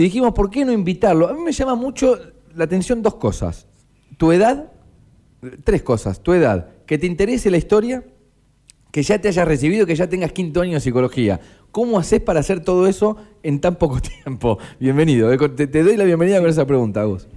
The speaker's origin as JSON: {"language": "Spanish", "country": "Argentina", "said": "hoy somos argentinos"}